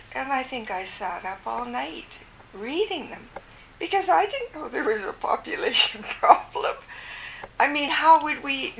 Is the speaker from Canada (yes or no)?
yes; Ottawa, Ontario, Canada; now in Vancouver, Canada; when we had some family planning orientation here in Vancouver, before going, and I was from Ottawa, I think I joined in Montreal.